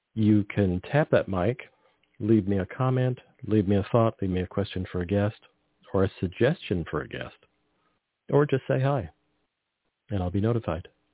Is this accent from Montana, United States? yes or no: no; Carmel, California, United States; I grew up on the Monterey Peninsula, and we drive through the Salinas Valley and lived near the Salinas Valley